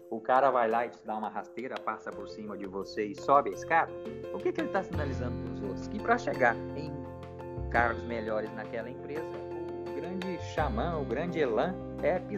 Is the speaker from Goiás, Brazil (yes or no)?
yes; Jataí, Goiás, Brazil; also born or lived in São Paulo / Curitiba / Brasília / Belo Horizonte; E eu que saí lá de Jataí, Goiás, estou aqui. Já fui morando, já morei em São Paulo, já morei em Curitiba, já morei em Brasília, já morei em Belo Horizonte.